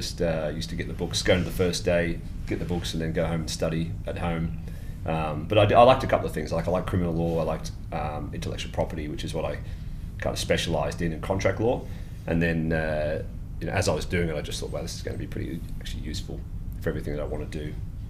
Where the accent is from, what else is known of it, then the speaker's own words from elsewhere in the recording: Lagos, Nigeria; born there; Yes, I was born in Lagos in Nigeria.